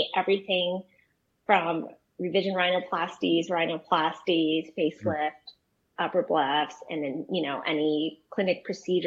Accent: Palos Verdes, California, United States; I actually grew up in Los Angeles. So in Palos Verdes, California.

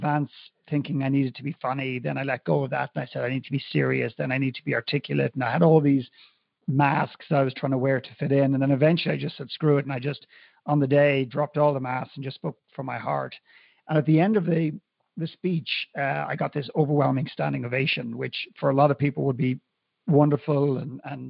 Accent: Dublin, Leinster, Ireland; growing up in Ireland, in Dublin at that time

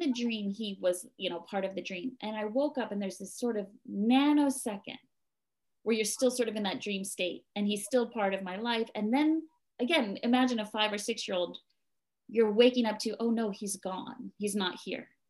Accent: New Jersey, United States; moved away as an adult; now in Japan; I was born and raised in New Jersey, which is on the east coast of America.

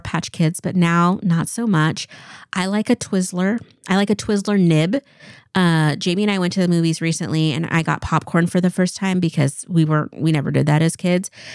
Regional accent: Eastern Washington, United States; I grew up in Eastern Washington. I was born and raised in the same house

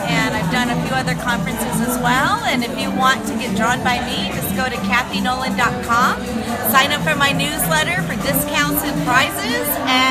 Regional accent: Germany; I'm originally from Germany, and so for Germans, it's really good to know that data security is really safe

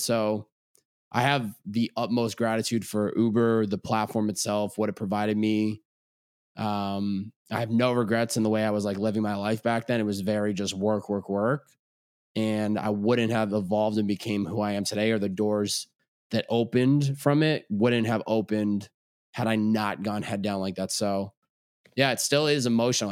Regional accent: Chicopee, Massachusetts, United States; also born or lived in Boston, Massachusetts; I grew up in Chicopee, Massachusetts. Lived there all eighteen years of my life.

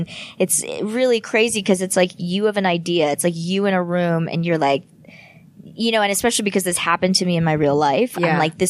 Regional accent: United States; I want to target the American audience first and foremost because I am American.

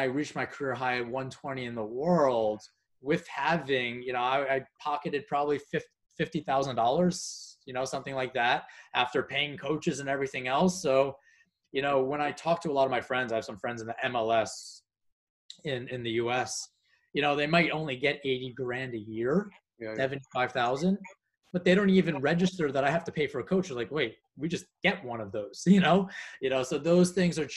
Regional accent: United States; being an American

